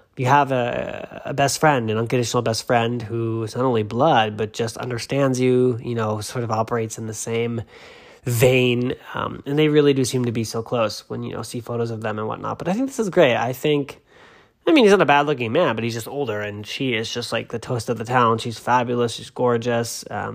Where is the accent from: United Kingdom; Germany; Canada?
United Kingdom; England; I'm not French, I'm English, I can barely speak English, so there we go.